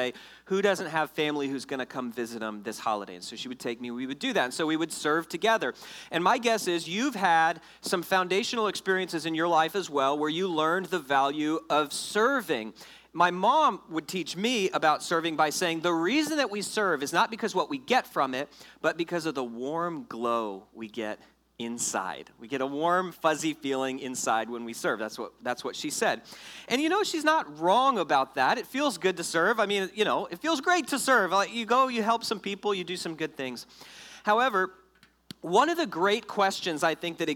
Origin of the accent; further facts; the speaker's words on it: Fort Lauderdale, Florida, United States; I grew up outside of Fort Lauderdale, way out in the suburbs